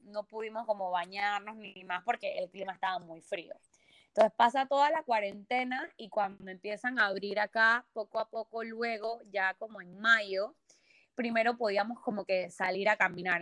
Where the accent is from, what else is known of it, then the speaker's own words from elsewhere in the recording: Panama; moved away as an adult; now in Barcelona, Spain; soy panameña, 100% panameñita vida mía